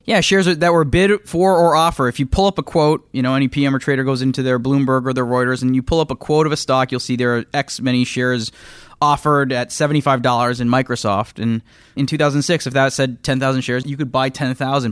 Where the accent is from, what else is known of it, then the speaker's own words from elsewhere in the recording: just outside of Toronto, Ontario, Canada; moved away as an adult; now in United States; I grew up just outside of Toronto, moved to the U S in two thousand two